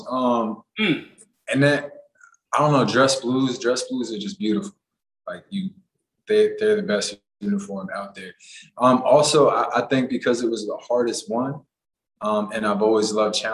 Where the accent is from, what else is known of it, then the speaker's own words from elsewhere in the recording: Puerto Rico; born there; also born or lived in Los Angeles / Massachusetts; I grew up, I was born in Puerto Rico. I moved to LA. I lived in Massachusetts for a little bit.